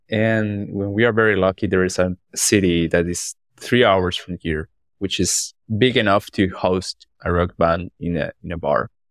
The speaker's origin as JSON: {"language": "English", "town": "Orito", "region": "Putumayo", "country": "Colombia", "second_language": "English", "said": "I'm from Colombia."}